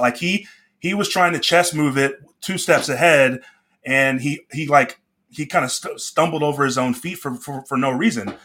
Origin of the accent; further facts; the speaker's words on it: Dallas, Texas, United States; I grew up in Dallas.